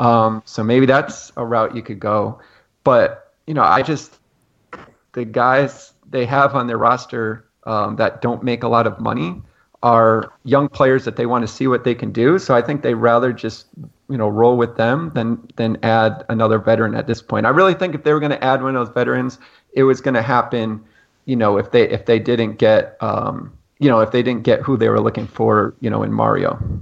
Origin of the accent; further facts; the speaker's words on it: Connecticut, United States; I'm from Connecticut, just outside of New York.